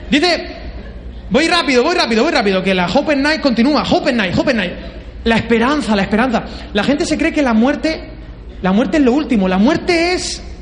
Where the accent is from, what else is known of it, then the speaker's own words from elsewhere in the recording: Peru; Yo vengo de Perú y he comido todo.